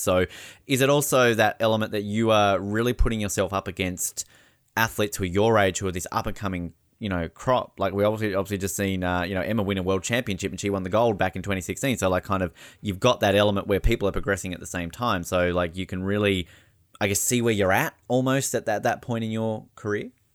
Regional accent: Australia; as an Australian

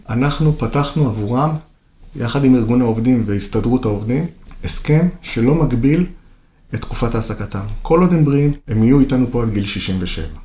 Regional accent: Kiryat Yam, Haifa District, Israel; אני גדלתי בקריית ים, עיר שהיא קולטת עלייה.

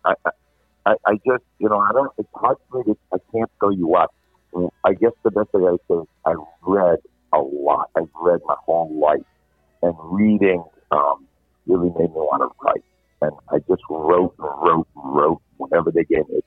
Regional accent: Providence, Rhode Island, United States; moved away as an adult; also born or lived in New York City / Philadelphia; my hometown paper, the Providence Journal

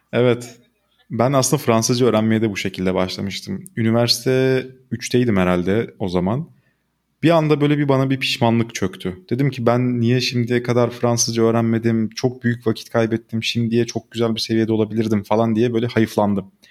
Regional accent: Turkey; Biz Türkler olarak

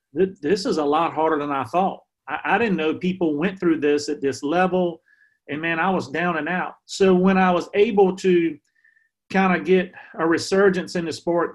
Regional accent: Emporia, Virginia, United States; here in my hometown in Emporia

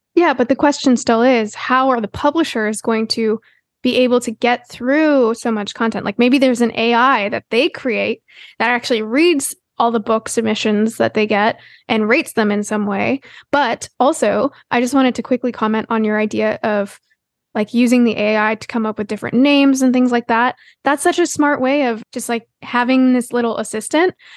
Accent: Canada; As a Canadian

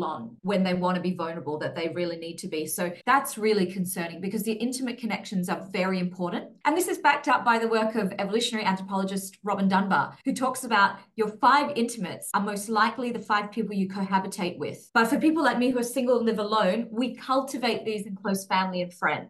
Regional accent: Australia; now in Singapore; where I grew up in Australia was very suburban

